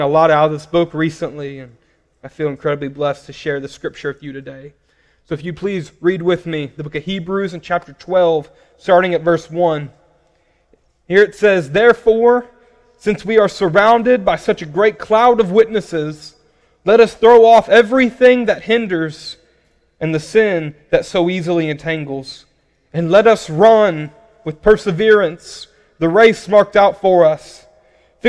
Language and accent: English; Paragould, Arkansas, United States; now in Louisville, United States; I'm originally from a small town called Paragould, Arkansas.